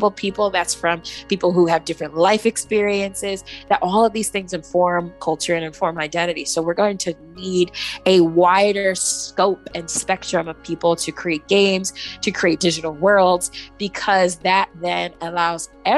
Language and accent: English; Nigeria; I am proudly from Nigeria